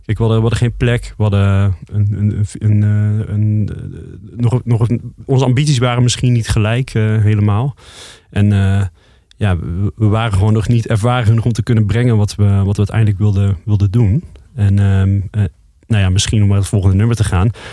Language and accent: Dutch; Roosendaal, North Brabant, Netherlands; moved away; also born or lived in Amsterdam; wij komen eigenlijk uit Roosendaal, Brabant. Ja. We zijn Brabanders.